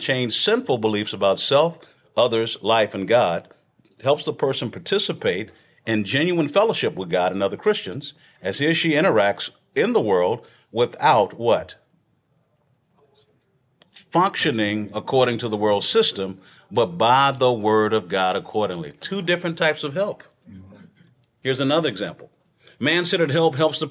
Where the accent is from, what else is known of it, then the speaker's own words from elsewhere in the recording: Texas, United States; I'm from Texas